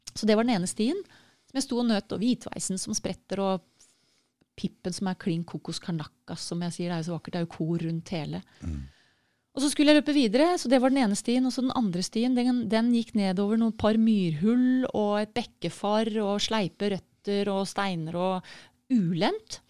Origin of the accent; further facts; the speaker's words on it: Norway; for sånn som nordmenn